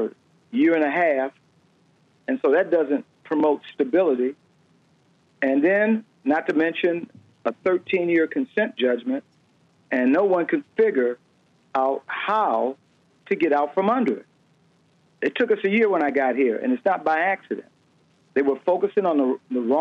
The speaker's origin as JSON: {"language": "English", "town": "Detroit", "region": "Michigan", "country": "United States", "moved": "as an adult", "said": "even though I'm from Detroit, I started my policing career here in Detroit. I left at some point and stayed gone well over 34 years"}